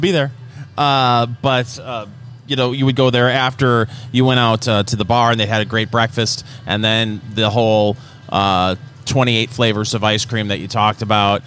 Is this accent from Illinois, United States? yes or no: no; Saginaw, Michigan, United States; my hometown, uh, Saginaw, Michigan